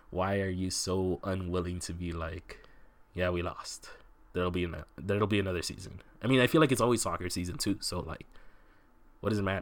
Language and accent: English; Southwest, United States; I grew up in the Southwest